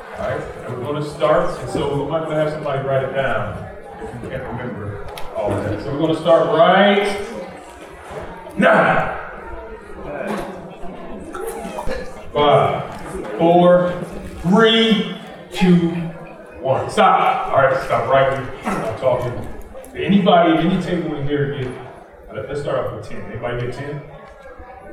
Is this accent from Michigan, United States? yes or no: yes; Detroit, Michigan, United States; From Detroit, I grew up on the northwest side of Detroit